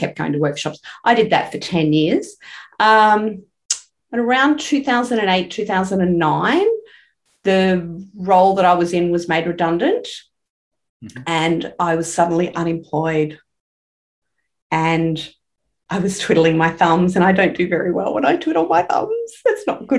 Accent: Brisbane, Queensland, Australia; I grew up here in Brisbane. I still live in Brisbane, only about 20 minutes from the house I grew up

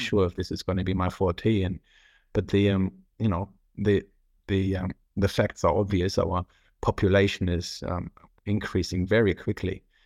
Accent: North Rhine-Westphalia, Germany; English is a second language; moved away as an adult; now in Australia; I'm originally from Germany. I was born on the three border point next to the Netherlands and, and Belgium

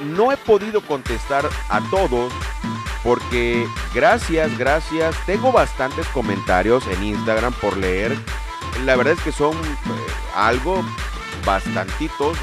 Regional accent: Lerdo de Tejada, Veracruz, Mexico; la gente de Ciudad Lerdo de Tejada en el estado de Veracruz, de donde yo soy nativo

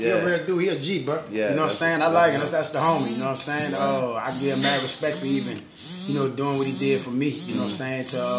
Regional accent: New Orleans, Louisiana, United States; I do a lot of things in the community in my hometown, New Orleans.

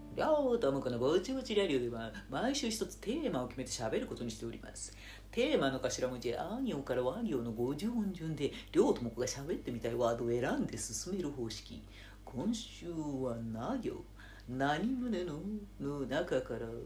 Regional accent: Nara, Japan; moved away as an adult; now in Tokyo, Japan; 高校卒業して奈良から出てきてえー、ね、その次の春からあの東京にいた

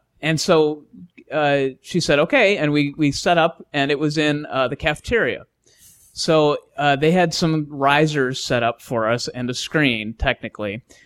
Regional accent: Wisconsin, United States; We're from Wisconsin

